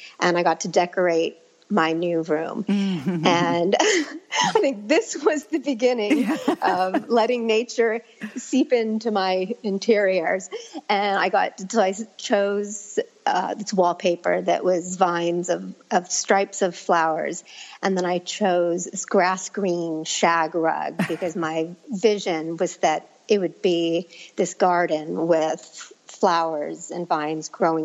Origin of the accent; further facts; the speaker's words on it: Northern California, United States; growing up in Northern California